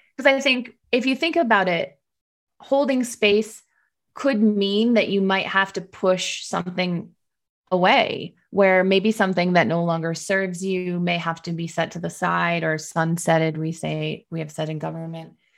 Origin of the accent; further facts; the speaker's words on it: Detroit, Michigan, United States; I was working in Detroit, my hometown